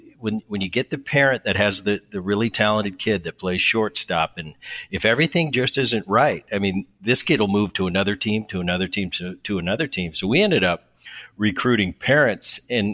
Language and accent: English; New Jersey, United States; I grew up in Jersey as a young kid.